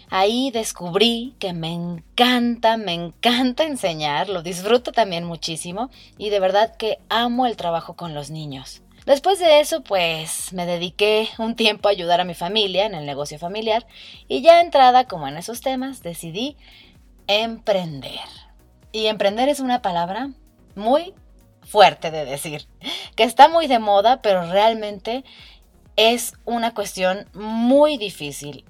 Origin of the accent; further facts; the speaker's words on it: Mexico; also born or lived in Ireland; tengo 29 años y soy orgullosamente mexicana.